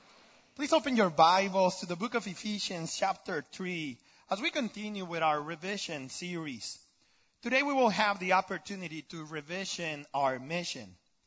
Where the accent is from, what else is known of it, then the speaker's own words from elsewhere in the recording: Tijuana, Baja California, Mexico; English is a second language; moved away; I was born and raised in Tijuana, Mexico. So you can say that I grew up pretty much with no exposure to diversity. For everyone down there is Mexican.